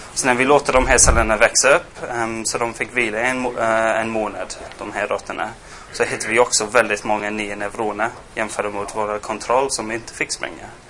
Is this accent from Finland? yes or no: no; England, United Kingdom; Swedish is a second language; moved away as an adult; also born or lived in Gothenburg, Sweden; now in Sweden; jag är engelsman. Jag flyttade hit för sex år sedan